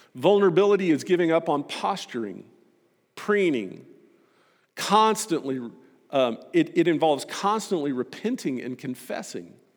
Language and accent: English; Texas, United States; I'm a Texan